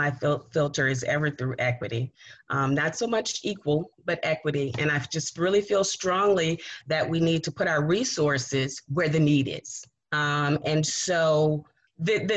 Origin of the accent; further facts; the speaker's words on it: Richmond, Virginia, United States; I was raised in Southside in Manchester, right off of Sims Avenue on West 30th Street